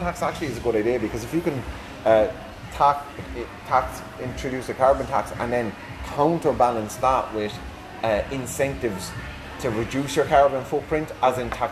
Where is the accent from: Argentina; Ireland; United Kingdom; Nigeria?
Ireland; us as people who like endorse the Irish language and love the Irish language, like sometimes I loathe to admit it, we are an English-speaking country